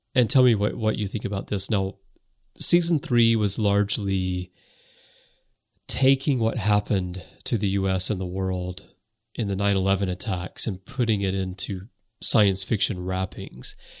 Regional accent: United States; now in Japan; I am American. I was born in the U S and I grew up there

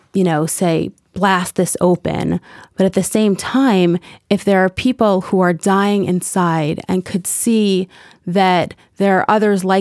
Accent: New York City, New York, United States; When I was growing up in Kew Gardens as a modern Orthodox young girl

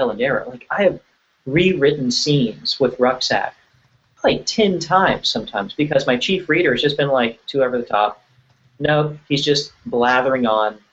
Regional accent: Virginia, United States; I grew up in Virginia

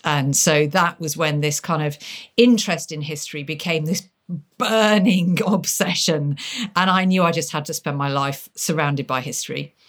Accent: Lincolnshire, near Lincoln, East Midlands, United Kingdom; growing up by being taken to castles, uh, in my native Lincolnshire. I, I mean, growing up near Lincoln.

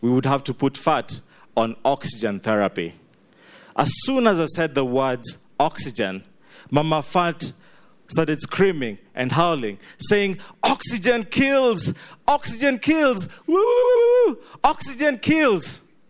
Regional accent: Kenya; now in Uganda; I am Ugandan through and through, I grew up in Kenya

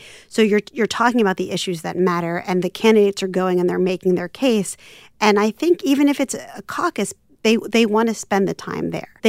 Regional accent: Philadelphia, Pennsylvania, United States; I'm from Philadelphia, so great that you're from Nevada.

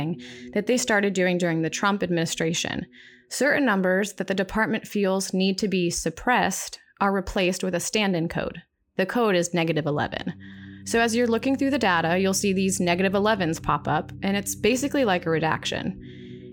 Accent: Tampa, Florida, United States; my hometown high school in Tampa, Florida

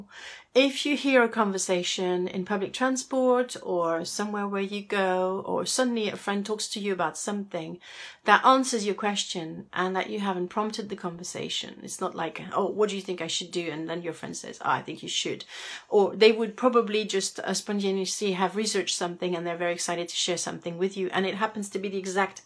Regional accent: Paris, Île-de-France, France; I come from Paris, where finding a parking space can be a bit of a headache

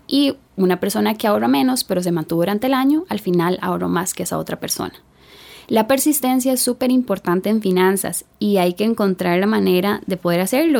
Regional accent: Puerto Jiménez, Puntarenas, Costa Rica; Nací en Puerto Jiménez, península de Osa, aproximadamente 365 kilómetros de San José. Una zona rural.

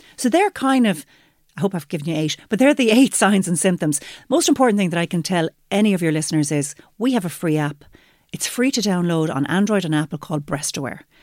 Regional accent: Limerick, Munster, Ireland; I'm from Limerick

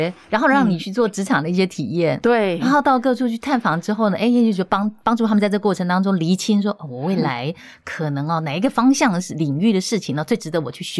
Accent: Taiwan; 展现我们台湾人的实力，对不对？

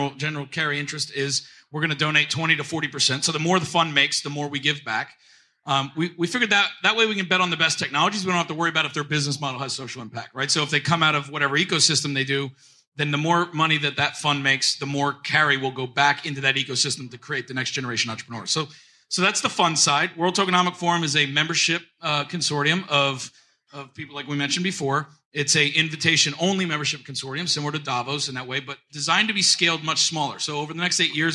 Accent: Trenton, New Jersey, United States; moved away; I'm from Trenton, New Jersey originally, and that's how we say it up there.

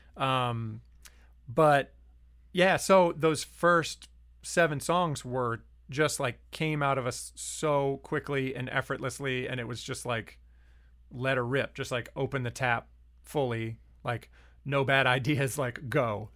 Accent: Lynchburg, Virginia, United States; also born or lived in Harrisonburg, Virginia; growing up in Lynchburg, and then I went to college in Harrisonburg

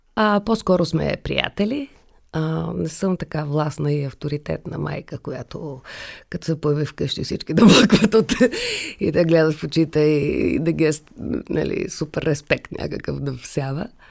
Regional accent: Sofia, Sofia City, Bulgaria; also born or lived in Kazanlak; че съм родена в София, че живея в София, че трябва да уча в София като дете

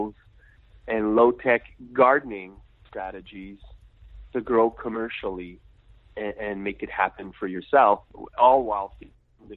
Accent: Quebec, Canada; I'm French Canadian. So I live in Quebec, Canada

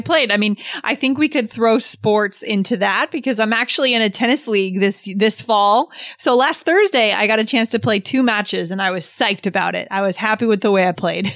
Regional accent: New Hampshire, United States; I was growing up in New Hampshire, I grew up in kind of a suburban rural area.

